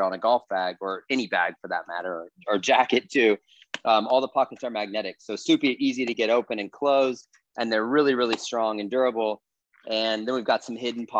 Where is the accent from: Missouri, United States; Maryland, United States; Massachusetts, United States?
Missouri, United States; St. Louis; moved away as an adult; also born or lived in Los Angeles; I moved from St. Louis, or outside of St. Louis, where I grew up